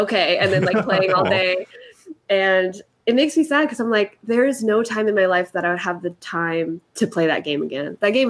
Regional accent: Philippines; And then also being Filipino, wanting to, you know, be a woman of color in this space

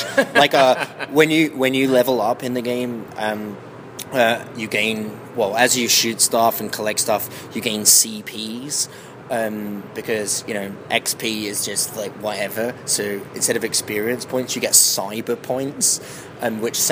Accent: England, United Kingdom; I'm English

